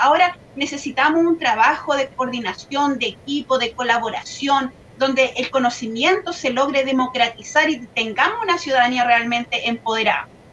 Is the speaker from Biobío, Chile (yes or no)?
yes; Laja, Biobío, Chile; yo vengo de la comuna de Lasca, que es una zona de sacrificio quizás no muy nombrada, pero realmente yo creí, crecí eh, junto ¿cierto? a esta gran empresa que está en nuestra localidad